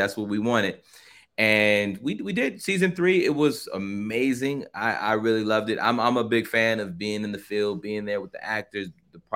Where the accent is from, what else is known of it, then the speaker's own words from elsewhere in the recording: Carson, California, United States; My hometown, city of Carson